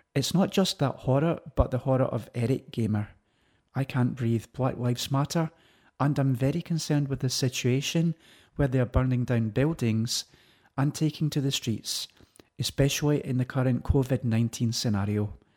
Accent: London, United Kingdom; Growing up in Ladbroke Grove

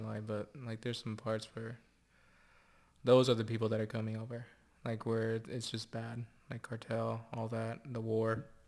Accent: Santa Barbara, California, United States; where I grew up, still live

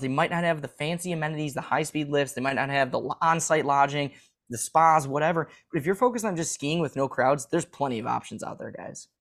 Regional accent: Midwest, United States; as a Midwesterner

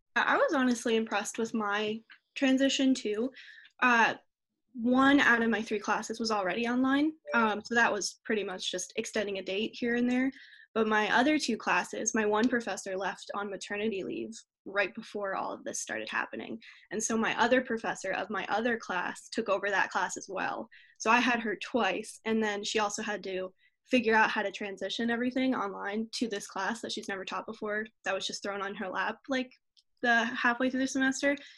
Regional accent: Pennsylvania, United States; I'm from Congletown, Pennsylvania

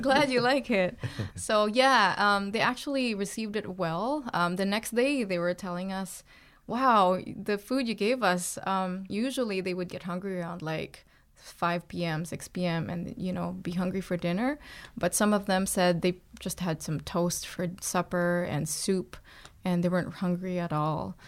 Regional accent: Philippines; moved away as an adult; also born or lived in Toronto, Canada; now in Canada; I was born in the Philippines, and then I moved to Toronto when I was twenty-seven, twenty-eight years old

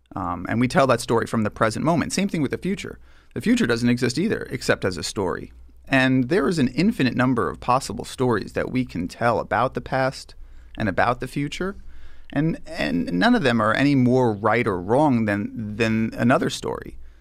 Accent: Long Island, New York, United States; I grew up here in New York. I grew up on Long Island.

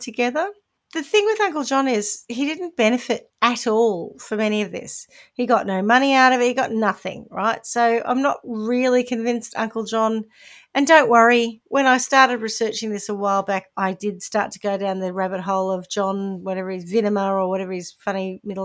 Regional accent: New Zealand; accent: Kiwi; my Kiwi accent

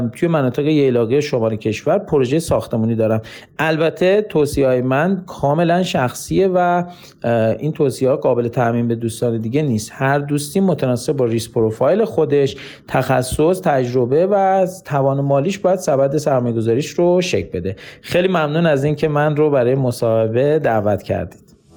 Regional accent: Iran; ما به عنوان یک ایرانی

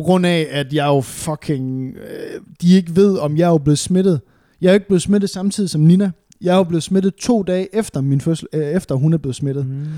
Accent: West Jutland, Central Denmark Region, Denmark; moved away; jeg er jo fra Vestjylland af

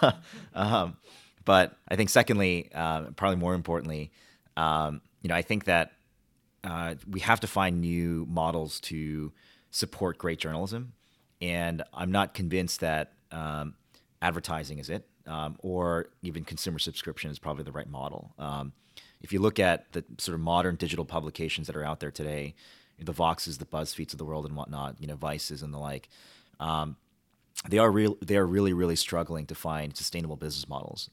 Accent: Washington, Washington, D.C., United States; also born or lived in Michigan; My parents actually moved to Washington

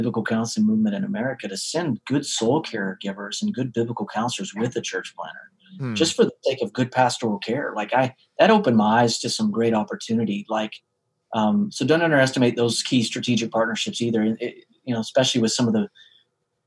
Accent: central part of the States, Central United States, United States; In the central part of the States.

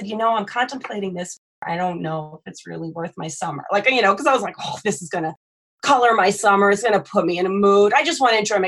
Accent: New Jersey, United States; moved away; I'm originally from New Jersey, which is very densely populated

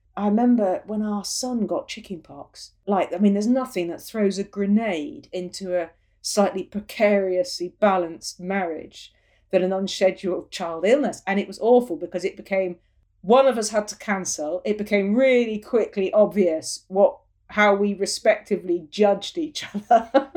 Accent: Falmouth, South West England, United Kingdom; also born or lived in London / Cork; now in Cornwall, United Kingdom; where I was born in Falmouth at the coast

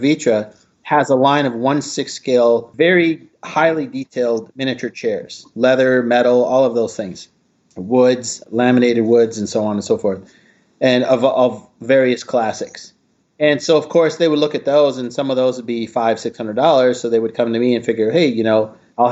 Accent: Midwest, United States; I grew up in the Midwest.

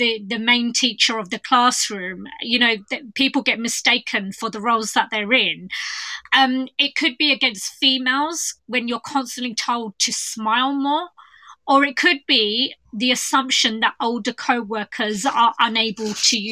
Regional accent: London, United Kingdom; I'm from East London

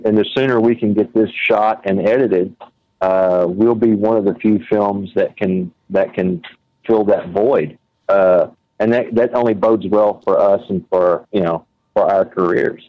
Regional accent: near Kemp, Texas, United States; from Kemp, Texas, which is right next to my hometown

